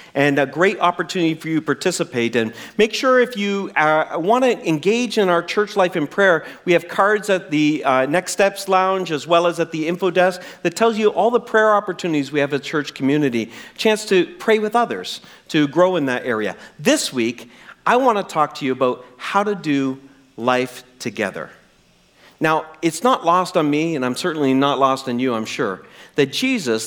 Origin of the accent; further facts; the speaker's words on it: New Brunswick, Canada; I'm from New Brunswick